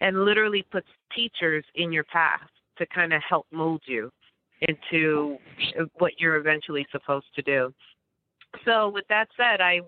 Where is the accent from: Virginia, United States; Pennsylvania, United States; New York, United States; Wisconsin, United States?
New York, United States; New York City; moved away; also born or lived in Passaic, New Jersey; I'm from New York City, but I did move to Passaic, New Jersey.